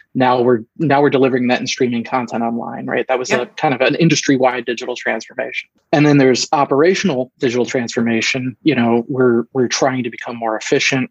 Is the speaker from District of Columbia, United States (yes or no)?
no; Philadelphia, Pennsylvania, United States; moved away as an adult; now in Michigan, United States; I'm originally actually from the East Coast, the greater Philadelphia area